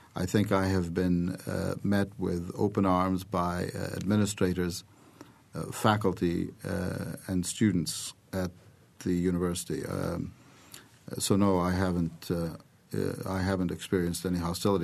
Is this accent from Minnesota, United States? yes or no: no; Bloomington, Indiana, United States; also born or lived in Iraq; I was born in the United States, first of all, but then I came back when I was, uh, less than eight years old. I celebrated my eighth birthday in Bloomington